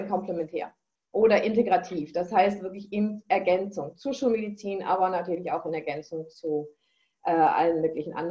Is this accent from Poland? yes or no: no; Northern Germany, Germany; now in Bavaria, Germany; Wir sind jetzt seit 15 Jahren in Bayern. Ich komme ja aus Norddeutschland.